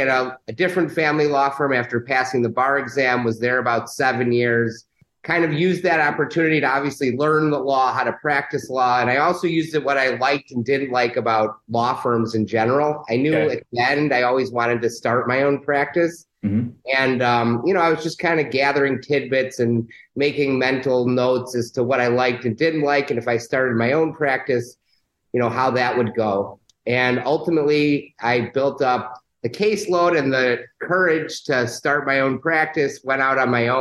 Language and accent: English; Chicago, Illinois, United States; I'm a Chicagoan, born and raised in Chicago